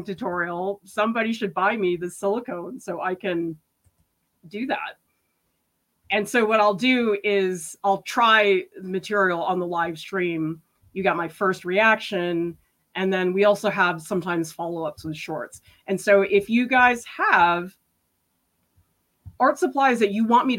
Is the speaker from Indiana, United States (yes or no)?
no; Boston, Massachusetts, United States; where I grew up in Boston